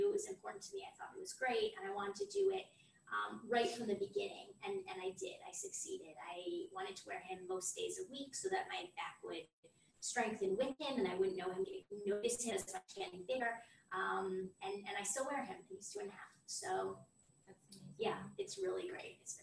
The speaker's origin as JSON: {"language": "English", "region": "Florida", "country": "United States", "moved": "as an adult", "lives_now": "Israel", "said": "I'm originally from Florida"}